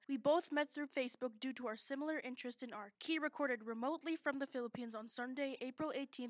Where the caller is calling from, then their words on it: Goodnews Bay, Alaska, United States; I'm calling in from Good News Bay, Alaska.